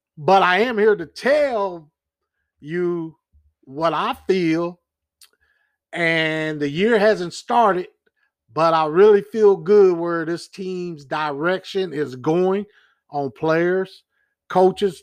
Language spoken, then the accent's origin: English; Kansas City, United States; I'm from Kansas City